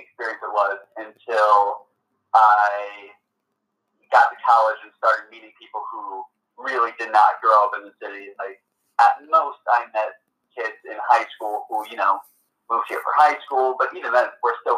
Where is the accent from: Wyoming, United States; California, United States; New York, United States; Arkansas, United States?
New York, United States; New York City; also born or lived in New Jersey; growing up in Manhattan